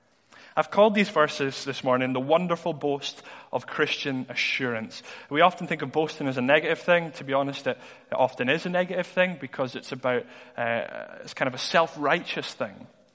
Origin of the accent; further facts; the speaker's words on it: Dundee, Scotland, United Kingdom; But I was in school in Dundee. I'm from Dundee originally.